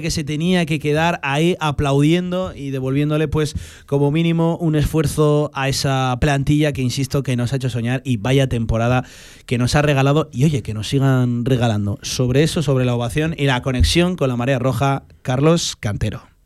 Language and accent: Spanish; Teruel, Aragon, Spain; yo vengo de Teruel